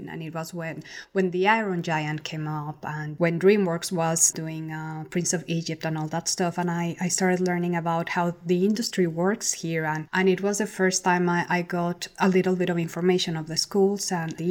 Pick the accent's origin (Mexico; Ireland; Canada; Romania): Mexico; Mexico City; Well, I used to stay in a lot because the city is kind of like New York in the 80s.